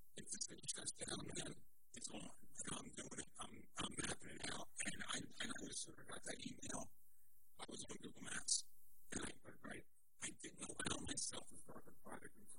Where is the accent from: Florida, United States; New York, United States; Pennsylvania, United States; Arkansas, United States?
Pennsylvania, United States; Philadelphia; I'm from Silverton, up in the far northeast.